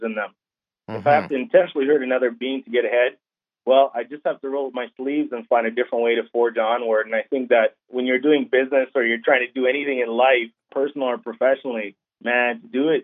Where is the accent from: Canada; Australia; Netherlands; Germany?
Canada; I was born in Canada